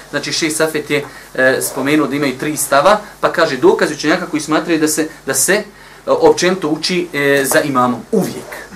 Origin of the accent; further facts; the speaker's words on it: Bosnia & Herzegovina; kod nas u Bosni